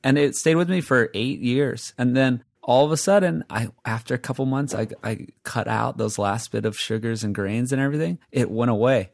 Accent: Hawaii, United States; I'm from Hawaii, right? I grew up, born and raised in Hawaii.

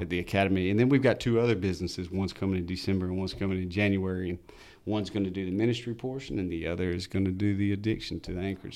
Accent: Albany, United States; I'm from Albany. I grew up here.

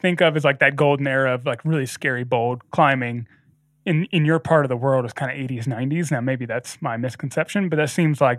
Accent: United States; I'm also an American

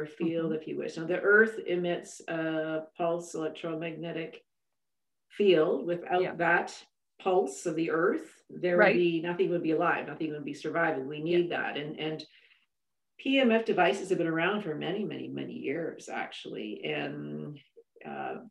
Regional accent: Saskatchewan, Canada; moved away; I'm originally from Saskatchewan

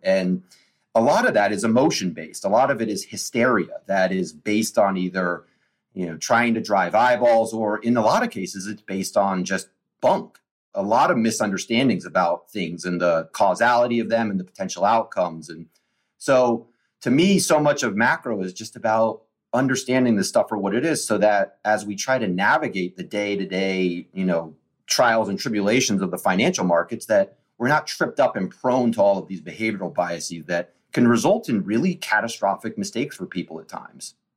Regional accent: Washington, District of Columbia, United States; I was born on June 30th, 1980, in Georgetown University Hospital

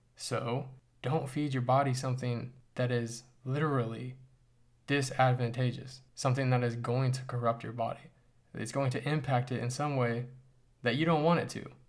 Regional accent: United States; as an American

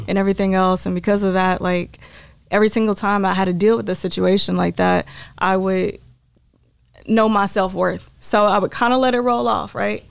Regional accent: Terrell, Texas, United States; now in Dallas, United States; I am from East Texas

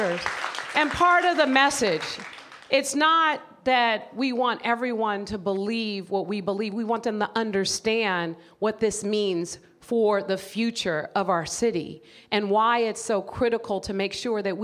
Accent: San Francisco, California, United States; the people that I grew up with in San Francisco

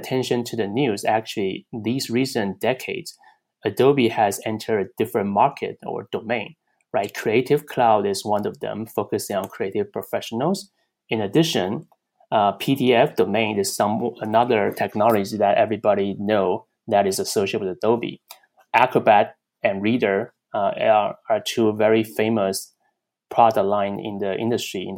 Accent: Taiwan; moved away as an adult; also born or lived in Chicago, United States / Pittsburgh, United States; now in California, United States; Originally, I came from Taiwan

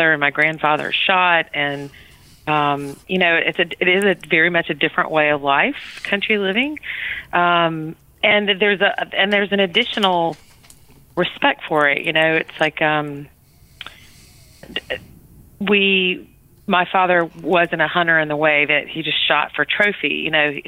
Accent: Georgia, United States; moved away as an adult; also born or lived in Louisiana / Europe / England / New England; I was born in Georgia, grew up in Louisiana, and then back to Georgia basically for high school

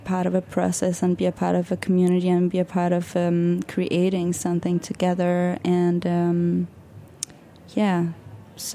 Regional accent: Denmark; also born or lived in Berlin; now in New York, United States; I'm from Denmark

